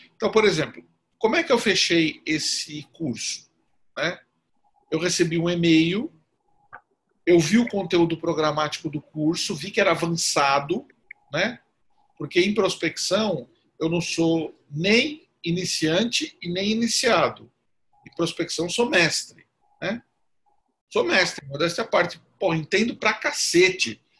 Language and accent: Portuguese; São Caetano do Sul, São Paulo, Brazil; eu sou de São Caetano